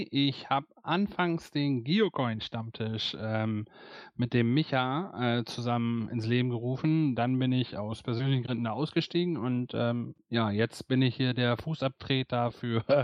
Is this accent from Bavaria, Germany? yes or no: no; Cloppenburg, Lower Saxony, Germany; born there; also gebürtig äh, komme ich eigentlich aus Kloppenburg